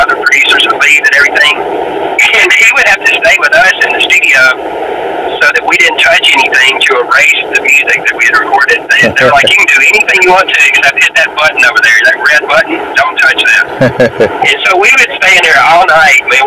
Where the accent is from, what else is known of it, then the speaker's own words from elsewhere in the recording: Memphis, Tennessee, United States; growing up in Memphis